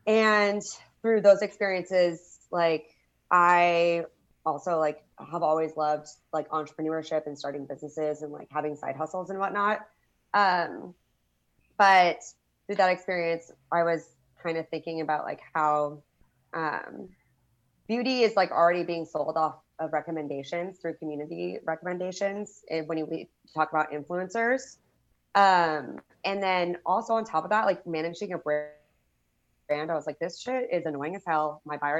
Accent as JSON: {"language": "English", "town": "Reno", "region": "Nevada", "country": "United States", "tie": "born or raised there", "moved": "yes", "lives_now": "Austin, United States", "said": "I'm also grew up in Reno, Nevada. Or I grew up in Reno, Nevada."}